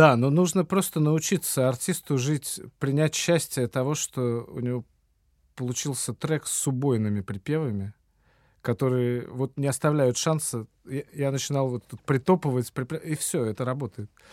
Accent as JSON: {"language": "Russian", "region": "Saint Petersburg", "country": "Russia"}